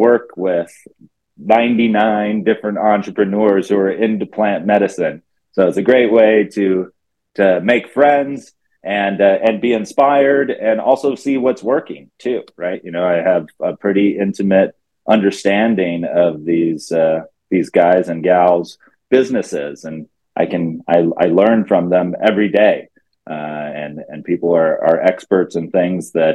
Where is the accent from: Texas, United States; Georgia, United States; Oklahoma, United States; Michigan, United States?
Texas, United States; I grew up in Texas in high school